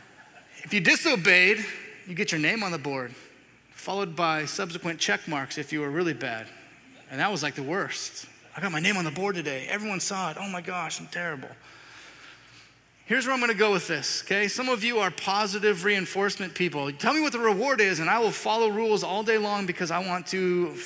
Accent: the South, United States; Well, here's my idea. I'm from the South. I want to boil up 200 pounds of crawfish, dump them out on the table, and then everyone comes out.

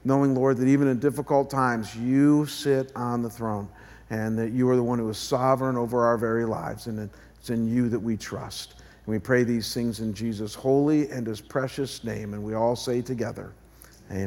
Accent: Chagrin Falls, Ohio, United States; moved away; my hometown of Chagrin Falls, Ohio

